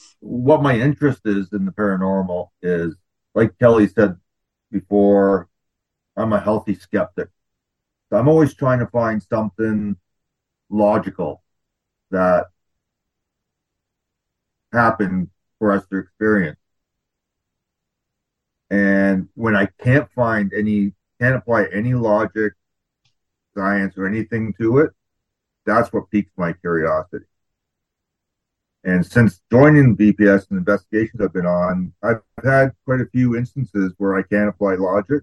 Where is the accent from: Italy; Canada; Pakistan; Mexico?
Canada; Southern Ontario; moved away as an adult; now in British Columbia, Canada; I was born and raised in Southern Ontario